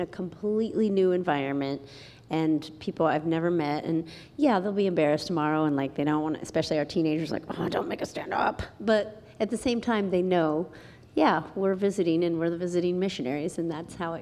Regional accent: Columbus, Ohio, United States; moved away; I grew up in Columbus, Ohio

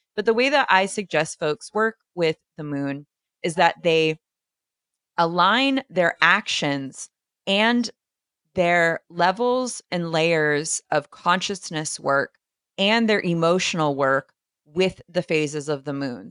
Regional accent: East Coast, United States; I am from the East Coast

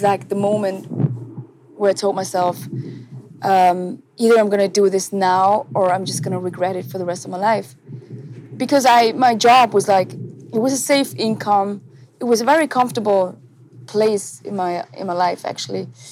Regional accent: Switzerland; English is a second language; I was born and raised in Switzerland

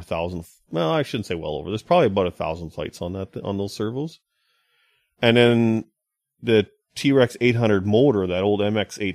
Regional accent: Kamloops, British Columbia, Canada; moved away; my hometown of Kamloops

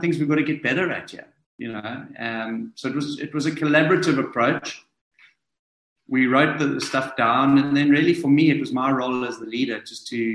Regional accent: South Africa; me to come in as a South African

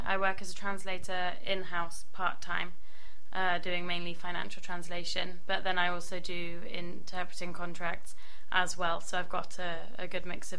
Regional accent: Cornwall, South West England, United Kingdom; I'm clearly not from America. I'm from Cornwall, which, for those who don't know, is the bit right on the western end of England. And my languages are Spanish and French into English.

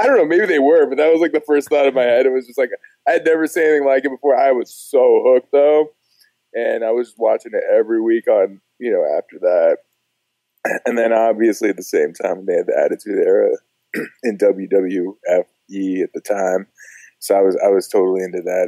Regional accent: Los Angeles, California, United States; moved away; I'm originally from Los Angeles

